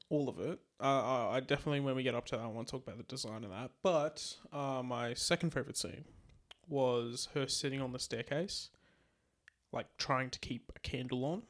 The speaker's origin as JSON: {"language": "English", "country": "Australia", "said": "we're Australian"}